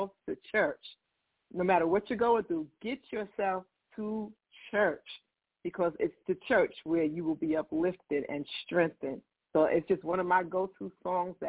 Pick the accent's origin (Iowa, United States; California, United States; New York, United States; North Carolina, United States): New York, United States; New York City; I'm born and raised in Queens, New York